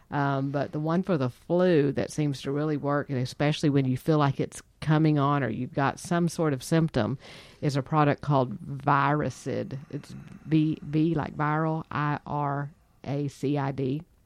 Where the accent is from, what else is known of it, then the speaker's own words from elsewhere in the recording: Texas, United States; we're from Texas